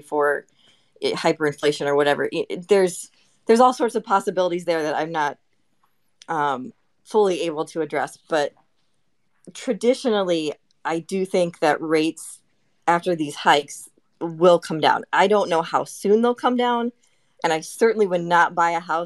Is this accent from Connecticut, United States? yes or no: no; Chicago, Illinois, United States; now in Dallas, United States; I am not native to Dallas. I grew up in the Chicago area, but so that's why I don't have an accent.